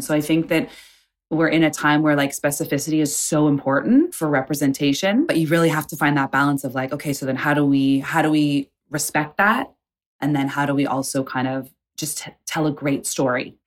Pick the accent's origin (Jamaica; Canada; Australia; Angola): Canada; moved away; also born or lived in Tulsa, Oklahoma; growing up in Canada within the Indigenous community